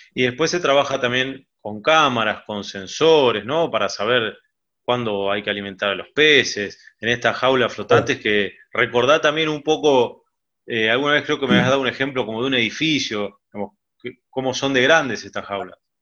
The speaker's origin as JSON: {"language": "Spanish", "town": "Mar del Plata", "region": "Buenos Aires Province", "country": "Argentina", "tie": "born or raised there", "said": "nací en Mar del Plata"}